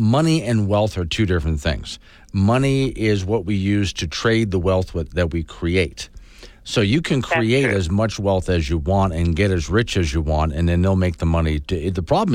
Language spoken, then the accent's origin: English; Sanibel, Florida, United States; the home where I grew up on Sanibel